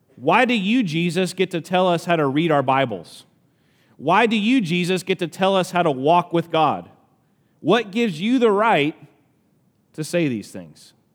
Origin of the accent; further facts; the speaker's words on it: Alabama, United States; accent: country; I'm from Alabama, so this is gonna come out country